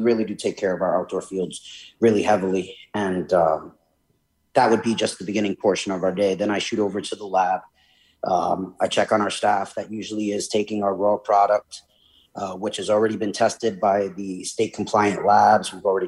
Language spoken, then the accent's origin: English; New York City, New York, United States; moved away as an adult; now in Connecticut, United States; I'm from New York State, New York City originally, and then moved up here for college.